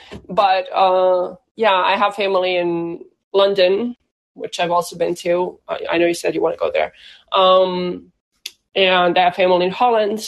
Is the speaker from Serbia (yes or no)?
yes; Serbia; now in Boston, United States; Boston, Massachusetts, but originally from Serbia